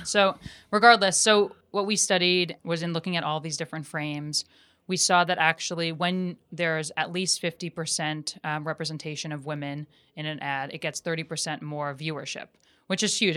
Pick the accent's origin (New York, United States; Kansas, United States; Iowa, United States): New York, United States; suburbs of New York City, United States; I grew up, um, outside of New York City in a very, um, white area, uh, the suburbs of New York